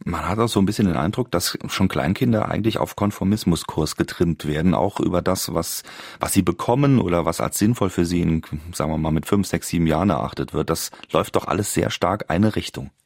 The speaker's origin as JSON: {"language": "German", "country": "Germany", "said": "bei uns in Deutschland"}